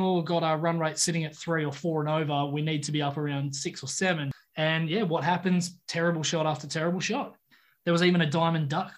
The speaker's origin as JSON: {"language": "English", "country": "Australia", "said": "as an Aussie"}